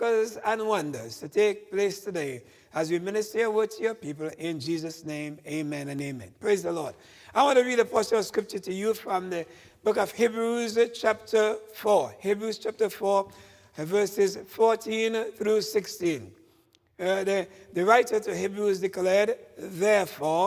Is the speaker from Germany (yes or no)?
no; Tobago, Trinidad & Tobago; now in United States; in the island of Tobago, where I was born and grew up and got my education back there